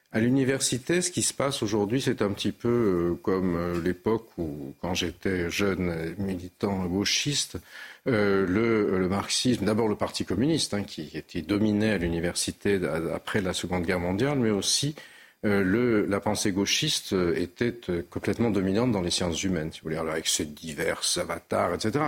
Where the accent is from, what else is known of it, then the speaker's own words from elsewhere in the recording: Nice, Provence-Alpes-Côte d'Azur, France; étant niçois